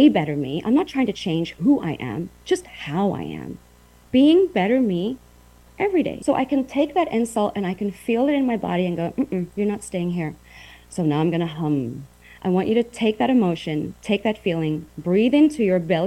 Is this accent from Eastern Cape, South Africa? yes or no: yes; Uitenhage, Eastern Cape, South Africa; moved away as an adult; also born or lived in Port Elizabeth, South Africa / New York City, United States / Taiwan; I grew up in South Africa, Uitenhage, went to college in Port Elizabeth